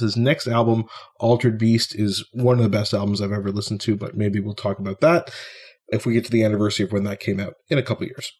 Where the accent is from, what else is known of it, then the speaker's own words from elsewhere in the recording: Ottawa, Ontario, Canada; my hometown of Ottawa